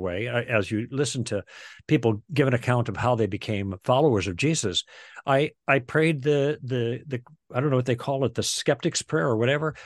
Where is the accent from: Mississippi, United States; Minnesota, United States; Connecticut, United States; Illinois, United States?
Illinois, United States; Chicago; moved away as an adult; also born or lived in Michigan / Los Angeles; We're from the Midwest. We grew up in Chicago.